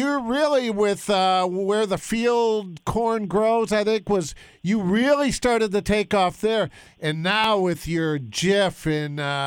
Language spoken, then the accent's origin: English; Detroit, Michigan, United States; now in Columbus, United States; I grew up in Detroit